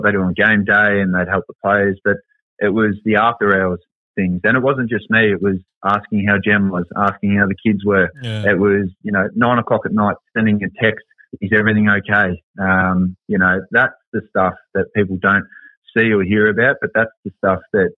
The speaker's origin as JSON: {"language": "English", "town": "Werribee", "region": "Victoria", "country": "Australia", "said": "I was from Werribee"}